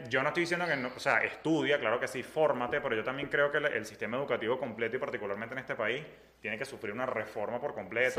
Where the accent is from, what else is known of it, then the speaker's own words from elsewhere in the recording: Venezuela; moved away as an adult; now in Miami, United States; nosotros como venezolanos venimos acostumbrados donde todo era fácil en nuestro país